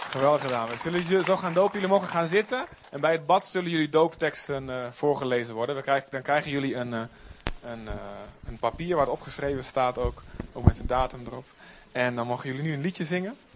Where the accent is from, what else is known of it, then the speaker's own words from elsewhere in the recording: Netherlands; dat we als land niet een groot zendingsgebied worden. Laten wij ook God zoeken. Als Nederlanders.